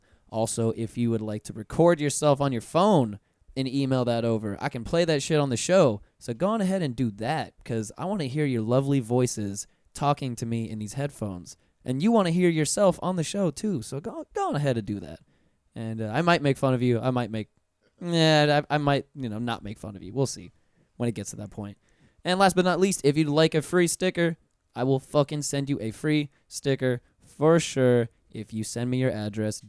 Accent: Pensacola, Florida, United States; now in Orlando, United States; I'm from Pensacola originally. I didn't grow up in Orlando.

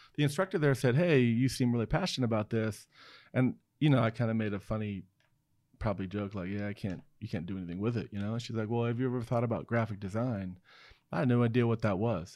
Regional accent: Newport, Oregon, United States; also born or lived in Seoul, South Korea; I was born in Seoul, South Korea, um, and, uh, but adopted at a very young age, grew up in Oregon

